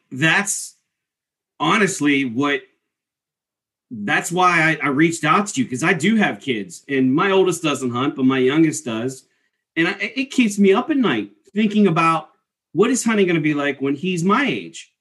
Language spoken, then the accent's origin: English; East Coast, United States; growing up in the East Coast